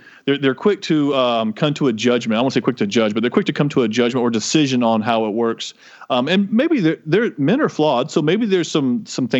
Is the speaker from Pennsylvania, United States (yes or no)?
no; Florida, United States; I'm from Florida